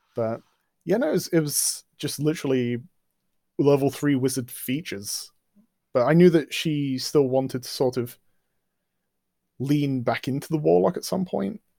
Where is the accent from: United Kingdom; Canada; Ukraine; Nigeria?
United Kingdom; England; culture I've grown up in. I mean, we're English